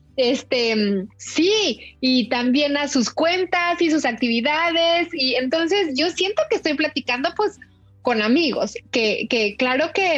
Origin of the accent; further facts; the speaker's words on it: Mexico City, Mexico; now in United States; veía yo como chilanguísima